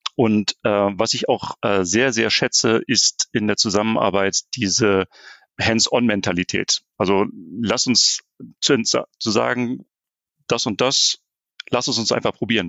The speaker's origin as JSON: {"language": "German", "region": "Berlin", "country": "Germany", "tie": "born or raised there", "moved": "as an adult", "lives_now": "North Rhine-Westphalia, Germany", "said": "ich bin, bin gebürtiger Berliner, das heißt also, ich komme eher von der, von der polnischen Grenze"}